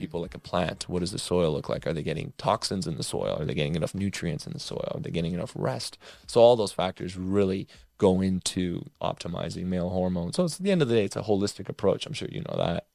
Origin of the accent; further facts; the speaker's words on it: Toronto, Ontario, Canada; moved away; I'm originally from Toronto, Canada